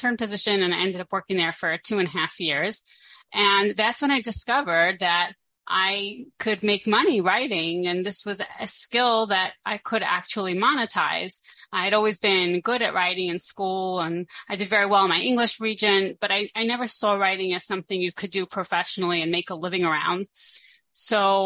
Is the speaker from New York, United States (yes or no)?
yes; Brooklyn, New York, United States; moved away as an adult; now in Israel; I grew up in a very boring place called Brooklyn, New York